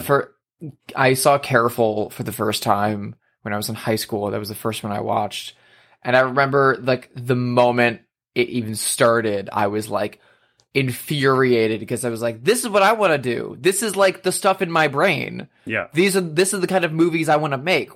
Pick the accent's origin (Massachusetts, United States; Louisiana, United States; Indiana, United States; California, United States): Indiana, United States; Indianapolis; moved away; I went to Indiana with my partner to visit my family in my hometown